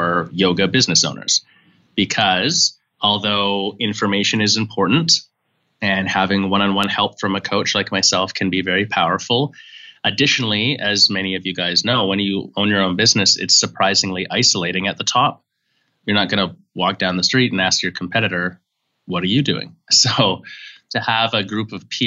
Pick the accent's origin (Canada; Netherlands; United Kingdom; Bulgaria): Canada; moved away; also born or lived in San Francisco; I'm from Canada originally